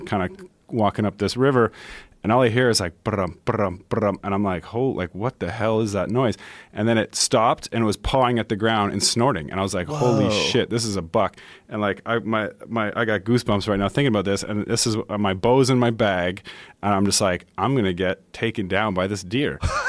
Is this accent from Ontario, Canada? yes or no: yes; Caledon, Ontario, Canada; where I grew up in Caledon, which is about an hour north of the city on a horse farm, we don't have a gun season for deer.